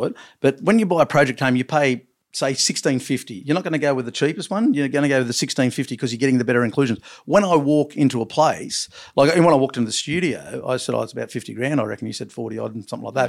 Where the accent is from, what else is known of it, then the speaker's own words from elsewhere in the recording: Long Jetty, New South Wales, Australia; I was born in Longjeady